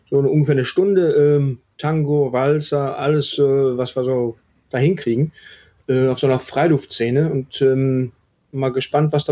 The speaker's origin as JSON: {"language": "German", "town": "Wetter", "region": "North Rhine-Westphalia", "country": "Germany", "tie": "born or raised there", "also_born_or_lived": "Herdecke", "said": "Ja, gebürtig bin ich äh, Deutscher. Ah, okay. Bin in äh, Herdecke an der Ruhr geboren, habe die ersten äh, paar Jahre meines Lebens in Wetter an der Ruhr gelebt, bin dann weiter mit meinen Eltern nach Herden, auch in, im Ruhrgebiet."}